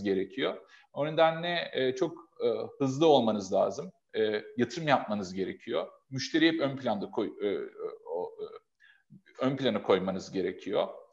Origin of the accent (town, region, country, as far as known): Adana, Turkey